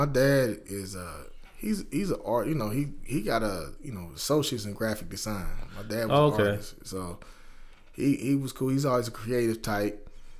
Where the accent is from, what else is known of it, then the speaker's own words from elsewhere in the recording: Dayton, Ohio, United States; I grew up in Westwood here in Dayton, Ohio.